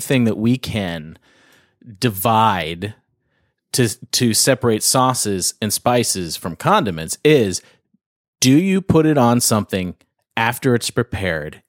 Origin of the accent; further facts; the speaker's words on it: outside Toronto, Ontario, Canada; now in California, United States; I'm up in Canada, but, um, right outside of Toronto.